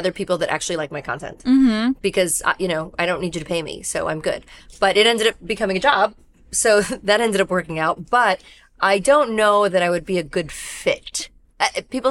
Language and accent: English; New York City, New York, United States; I'm a New Yorker, a New Yorker New Yorking in New York. I grew up in Brooklyn